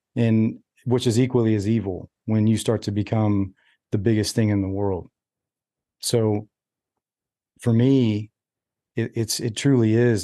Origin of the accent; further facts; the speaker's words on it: United States; I'm an American, like through and through